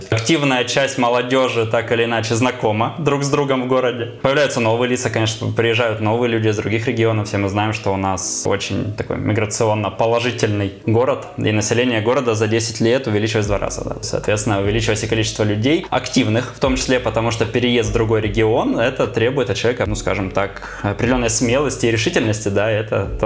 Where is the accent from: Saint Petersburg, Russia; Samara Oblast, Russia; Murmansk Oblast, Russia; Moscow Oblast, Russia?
Murmansk Oblast, Russia; also born or lived in Novorossiysk; Нет, я родился в Новороссийске, но до 18 лет прожил в Мурманской области.